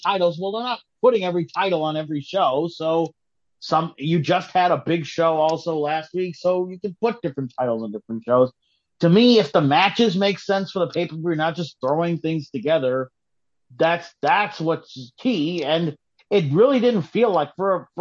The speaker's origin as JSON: {"language": "English", "town": "Chicago", "region": "Illinois", "country": "United States", "said": "as a Chicagoan"}